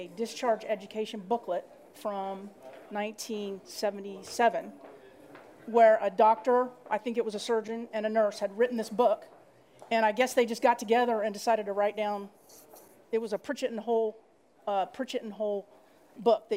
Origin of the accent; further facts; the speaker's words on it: Dallas, Texas, United States; I'm from Dallas, Texas